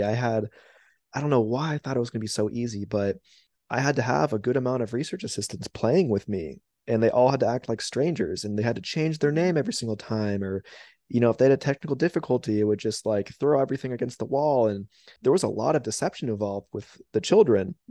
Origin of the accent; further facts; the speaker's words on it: West Palm Beach, Florida, United States; I'm originally from West Palm Beach